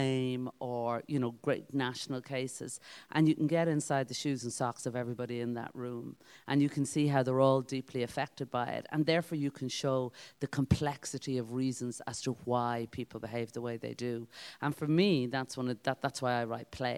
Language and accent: English; Dublin, Leinster, Ireland; moved away as an adult; now in Meath, Ireland; I'm originally from Dublin, but I've been living in Meath for 20 years now